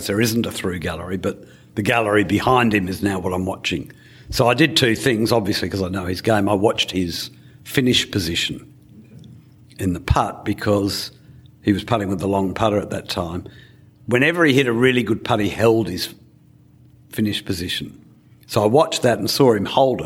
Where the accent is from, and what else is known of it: Australia